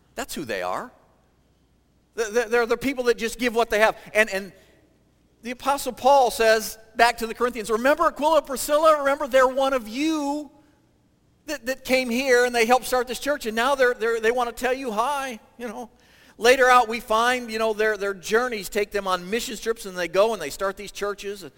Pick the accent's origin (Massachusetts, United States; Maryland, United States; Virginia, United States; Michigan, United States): Michigan, United States; moved away as an adult; also born or lived in Ohio; I grew up in Michigan